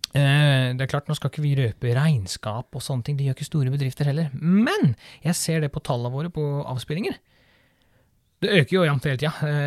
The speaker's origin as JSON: {"language": "Norwegian", "region": "Møre og Romsdal", "country": "Norway", "said": "Nei, vi er sunnmøringer."}